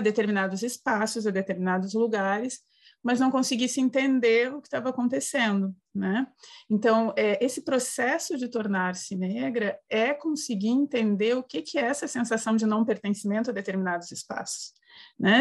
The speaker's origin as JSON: {"language": "Portuguese", "town": "Porto Alegre", "region": "Rio Grande do Sul", "country": "Brazil", "tie": "born or raised there", "moved": "yes", "lives_now": "Santa Catarina, Brazil", "said": "Eu sou do Sul, né, do Rio Grande do Sul. Me criei em Porto Alegre, moro agora em Santa Catarina"}